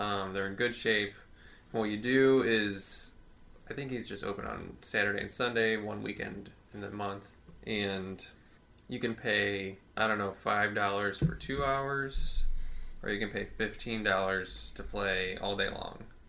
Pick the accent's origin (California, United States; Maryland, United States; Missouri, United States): Missouri, United States; St. Louis; I've just been here my whole life